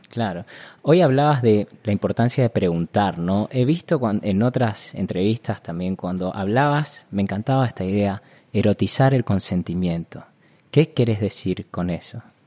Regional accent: Corrientes, Argentina; moved away as an adult; also born or lived in Buenos Aires; Yo nací en Corrientes, digamos, tenemos chipá, carnaval, chamamé

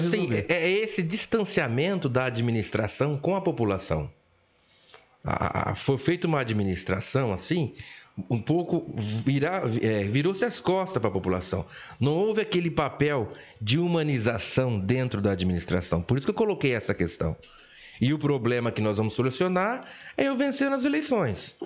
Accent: Olímpia, São Paulo, Brazil; nasci em Olímpia em 1970

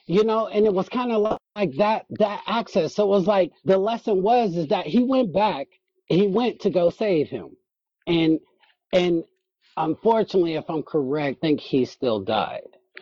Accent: United States; I'm American

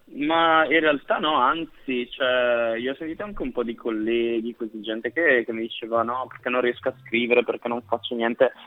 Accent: Brescia, Lombardy, Italy; moved away as an adult; now in Milan, Italy; io sono di Brescia

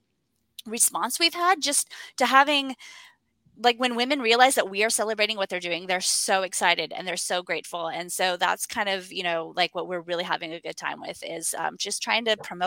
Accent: West Coast, United States; now in Portland, United States; I'm actually from the West Coast, calling in from Portland, Oregon.

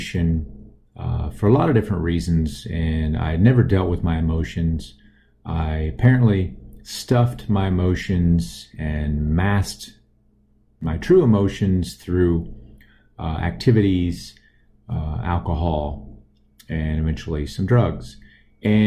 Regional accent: Austin, Texas, United States; I grew up in Austin, Texas

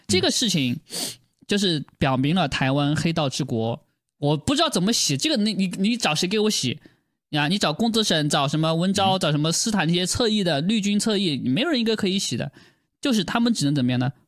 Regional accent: China; 我作为中国人

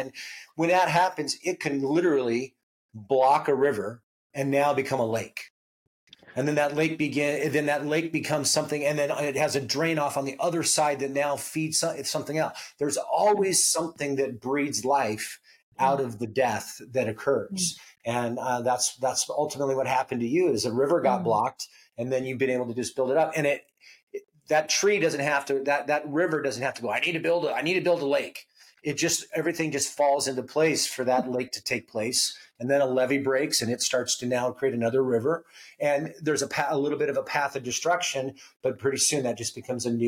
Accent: Alaska, United States; I was born and raised in Alaska

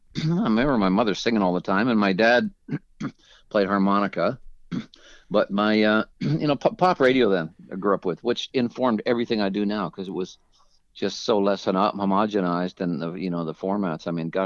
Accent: King City, Ontario, Canada; also born or lived in Churchill, Ontario; The great thing about growing up in King was it was a nice little town, country town kind of, but it was close enough to the city, so we weren't complete hicks from the sticks

